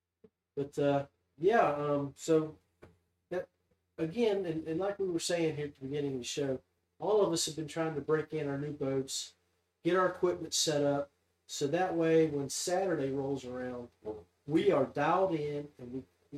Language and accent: English; West Virginia, United States; we are from the Mountain State